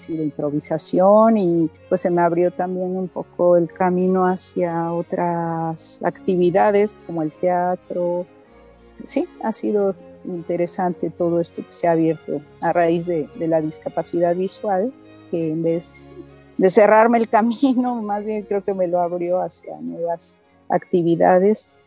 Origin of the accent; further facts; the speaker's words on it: Mexico City, Mexico; born there; also born or lived in Moscow / Kyiv; bueno, pues nací en la Ciudad de México, estudié música en el Conservatorio Nacional de Música, después tuve la gran oportunidad de irme a la ex Unión Soviética, allá estudié un tiempo en Moscú y y luego en Kiev